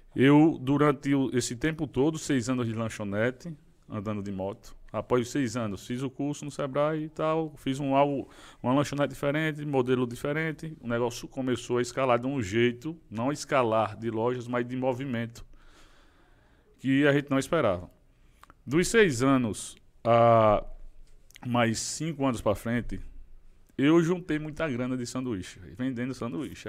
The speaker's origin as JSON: {"language": "Portuguese", "town": "Maceió", "region": "Alagoas", "country": "Brazil", "said": "sou lá de Maceió, Alagoas"}